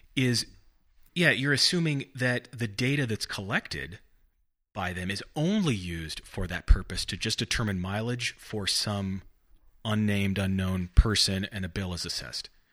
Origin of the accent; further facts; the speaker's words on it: Bakersfield, California, United States; also born or lived in Santa Barbara, California; grew up in Bakersfield